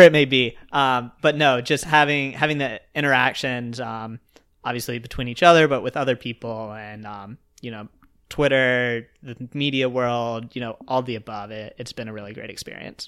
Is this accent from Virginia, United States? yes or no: yes; Roanoke, Virginia, United States; I was from Roanoke